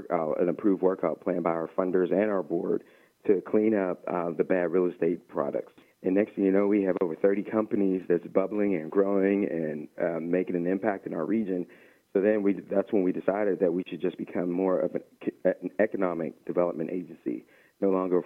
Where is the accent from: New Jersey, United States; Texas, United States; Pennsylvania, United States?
Pennsylvania, United States; McKeesport; I actually graduated from McKeesport High School